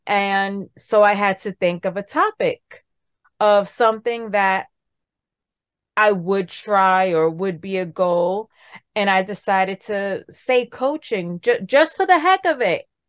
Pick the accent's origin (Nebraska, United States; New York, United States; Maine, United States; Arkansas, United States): New York, United States; New York City; I'm from New York City, born and raised in the Bronx.